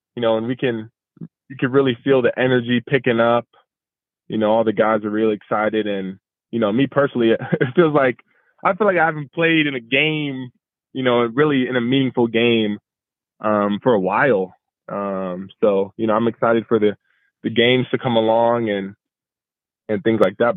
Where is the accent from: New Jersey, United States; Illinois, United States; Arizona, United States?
Arizona, United States; moved away as an adult; now in San Diego, United States; I am from Arizona